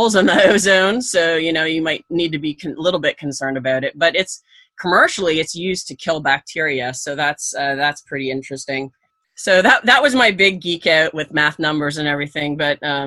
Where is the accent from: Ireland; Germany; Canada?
Canada; I grew up in Canada